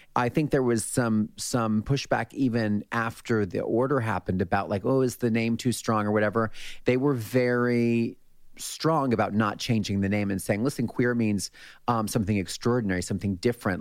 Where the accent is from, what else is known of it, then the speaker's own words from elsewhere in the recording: Allentown, Pennsylvania, United States; my hometown in Allentown, Pennsylvania